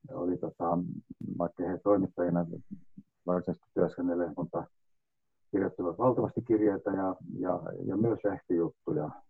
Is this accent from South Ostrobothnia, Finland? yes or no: no; Valkeakoski, Pirkanmaa, Finland; moved away as an adult; also born or lived in London; kotikaupunkini niin Valkeakosken Sanomien kesätoimittajana